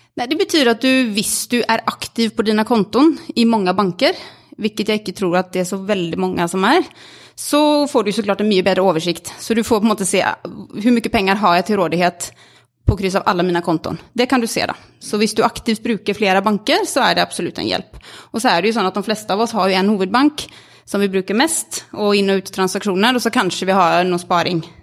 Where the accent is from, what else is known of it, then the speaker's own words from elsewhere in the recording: Sweden; Norwegian is a second language; now in Norway; Jeg er svensk og, og, bor i Norge.